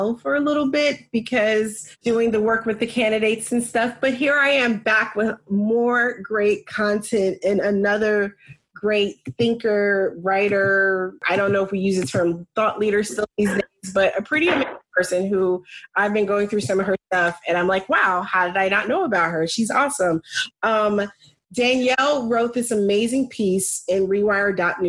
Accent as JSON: {"language": "English", "country": "United States", "tie": "born or raised there", "said": "living here, growing up in America, raising Black children in America"}